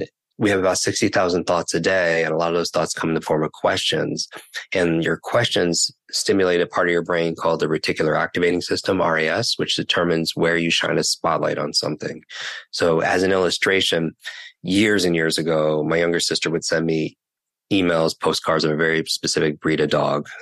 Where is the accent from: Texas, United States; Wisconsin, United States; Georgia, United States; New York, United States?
New York, United States; I can't talk that slow because I'm from New York.